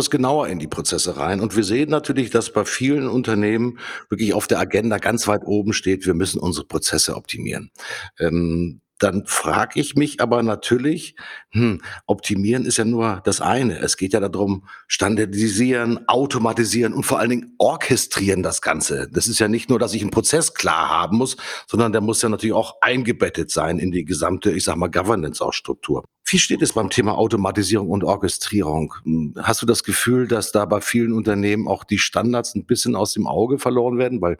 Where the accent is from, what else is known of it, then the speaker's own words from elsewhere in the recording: Hamburg, Germany; Ich komme aus Hamburg.